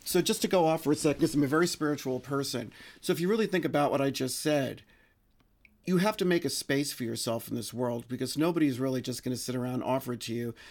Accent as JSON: {"language": "English", "town": "New York City", "region": "New York", "country": "United States", "tie": "born or raised there", "said": "I grew up in the Bronx, um, right near Gun Hill Road"}